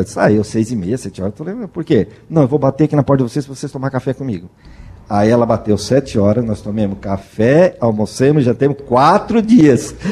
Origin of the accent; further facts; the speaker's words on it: Criciúma, Santa Catarina, Brazil; nós somos de Criciúma, Santa Catarina